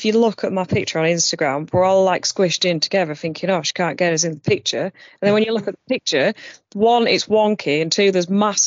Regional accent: Barnsley, Yorkshire and the Humber, United Kingdom; I said, oh, from Barnsley, South Yorkshire. She went, thought you had a funny accent.

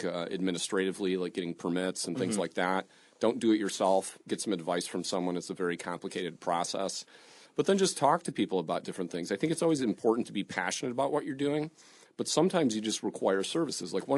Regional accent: Detroit, Michigan, United States; I grew up on the East Side. I never drove to Midtown

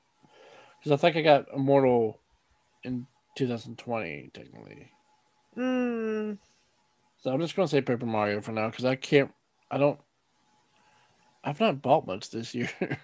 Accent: United States; So actual history classes growing up in America are boring as hell to me

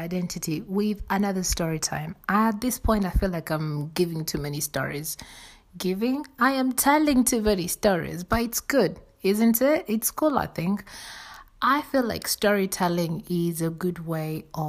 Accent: Kenya; I'm born and bred in Kenya

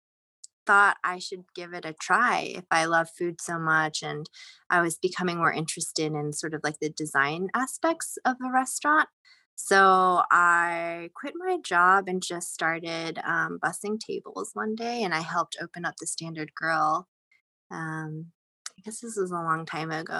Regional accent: Raleigh, North Carolina, United States; now in New York, United States; I grew up in Raleigh, North Carolina for the most part, so that's the South

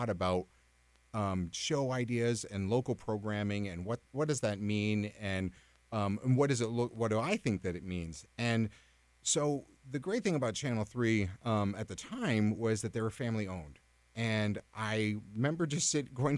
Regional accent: Newport, Vermont, United States; I grew up in Newport and would come down to Burlington, and it was coming to the big city

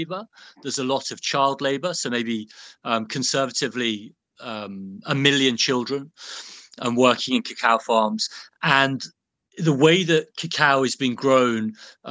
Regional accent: Birmingham, West Midlands, United Kingdom; I grew up in Birmingham, within sort of smelling distance, more or less, of the Cadbury's chocolate factory

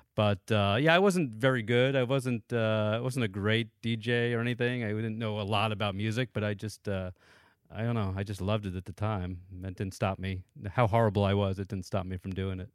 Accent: Danbury, Connecticut, United States; also born or lived in New York; I grew up mostly in Danbury, Connecticut, which is about an hour outside of New York City

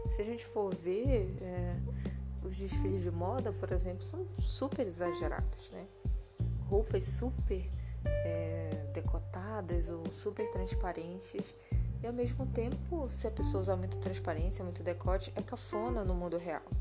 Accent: Belém, Pará, Brazil; born there; E lá é, a proximidade deles com o Nordeste é, é maior do que aonde eu moro agora e onde eu nasci, que foi em Belém.

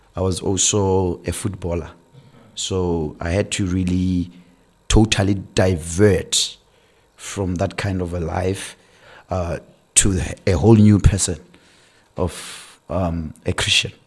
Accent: Francistown, Botswana; moved away as an adult; also born or lived in Gaborone / Mahalapye; I was born in Francistown, raised in Francistown

